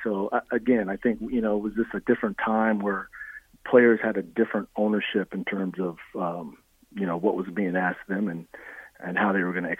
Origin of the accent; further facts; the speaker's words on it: Nebraska, United States; if I mention that I'm from Nebraska, of course, the first thing everybody wants to ask, well, when were you there?